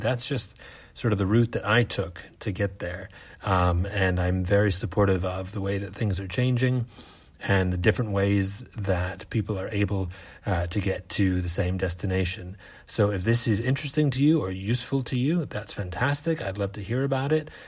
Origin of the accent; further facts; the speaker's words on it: United States; moved away as an adult; now in Australia; I am an American theater artist, now living in Australia